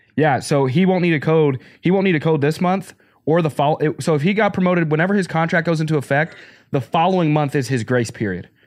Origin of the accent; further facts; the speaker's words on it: Arkansas, United States; moved away; also born or lived in Pennsylvania; I grew up in Arkansas